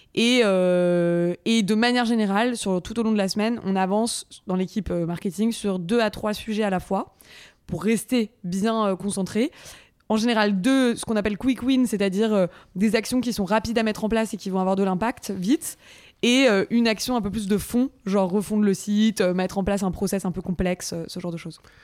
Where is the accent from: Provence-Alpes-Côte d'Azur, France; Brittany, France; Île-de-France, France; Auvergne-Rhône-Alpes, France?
Île-de-France, France; Paris; also born or lived in Montreal, Canada; je suis parisienne